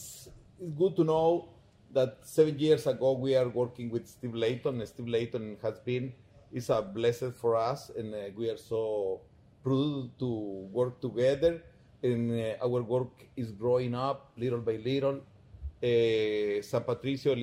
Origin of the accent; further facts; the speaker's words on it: Palencia, Guatemala Department, Guatemala; we are from Palencia. We are so proud to be in Palencia